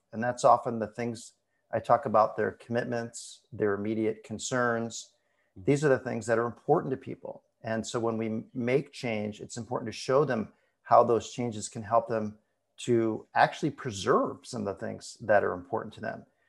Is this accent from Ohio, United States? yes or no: no; Ann Arbor, Michigan, United States; now in Portland, United States; I'm actually gonna be moving soon back to my hometown of Ann Arbor, Michigan